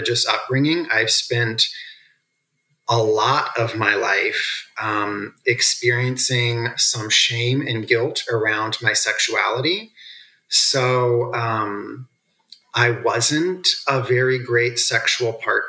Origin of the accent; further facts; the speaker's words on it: Midwest, United States; also born or lived in the South (US); I was born in the South, raised in the Midwest, raised on a farm